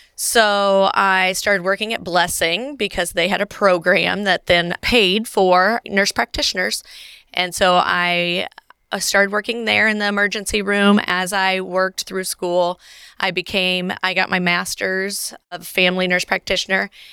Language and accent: English; Carthage, Illinois, United States; I am actually from Carthage, Illinois, where I practice. I went away to school, but I'm a homegrown girl